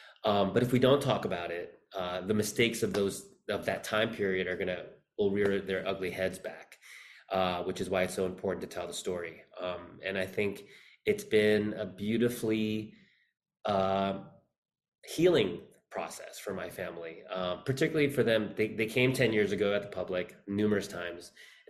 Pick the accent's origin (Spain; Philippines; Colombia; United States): Philippines; born there; Well, I was born in the Philippines.